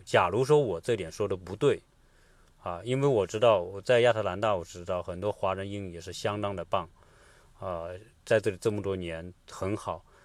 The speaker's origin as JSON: {"language": "Chinese", "region": "Hunan", "country": "China", "said": "跟我们湖南人或者是，呃，中国人四川人吃辣是一个道理"}